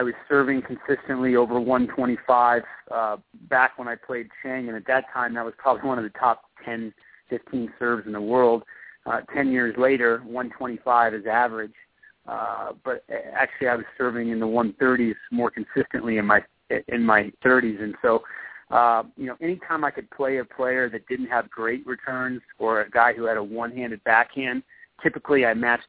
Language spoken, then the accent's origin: English; Colorado, United States; growing up in Colorado with my family